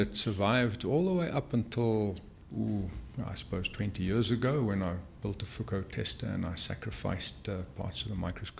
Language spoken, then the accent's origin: English; Cape Town, Western Cape, South Africa; I grew up in Cape Town